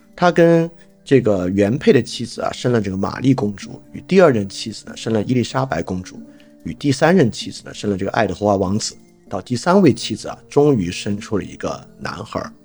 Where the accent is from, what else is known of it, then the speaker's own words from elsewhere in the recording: China; 由于我们本身是中国人